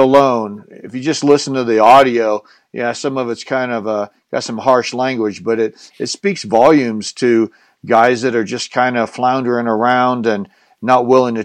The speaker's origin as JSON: {"language": "English", "region": "Colorado", "country": "United States", "said": "we're both from Colorado"}